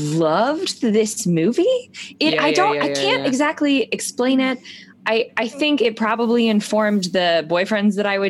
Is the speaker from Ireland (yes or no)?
no; Florida, United States; I'm from Florida, so I am one.